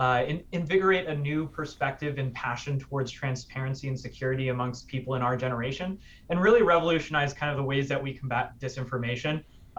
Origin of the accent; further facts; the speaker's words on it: Tampa, Florida, United States; moved away as an adult; also born or lived in New York; So for me, I'm from Tampa, Florida. Went to high school down there.